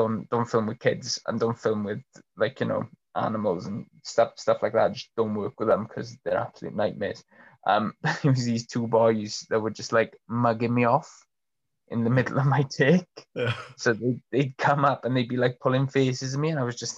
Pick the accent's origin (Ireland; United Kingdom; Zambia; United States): United Kingdom; Troedyrhiw, Wales; I grew up in Troy Deroux, which is like a stone's throw away from Aberfan.